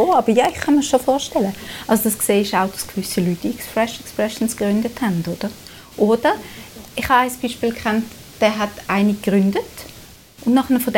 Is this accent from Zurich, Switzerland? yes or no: yes; Zurich, Switzerland; ich komme aus Zürich, ich komme aus einer liberalen Tradition.